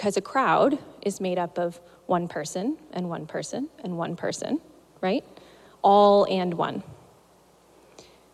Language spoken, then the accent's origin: English; Missouri, United States; moved away; I'm from Missouri specifically, which is not the South, but it's close enough that butter is still a food group.